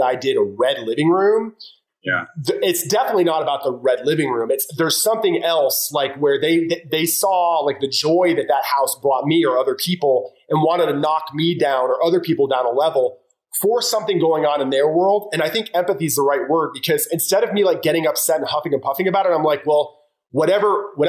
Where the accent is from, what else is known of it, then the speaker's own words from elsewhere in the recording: Florida, United States; I'm from Florida.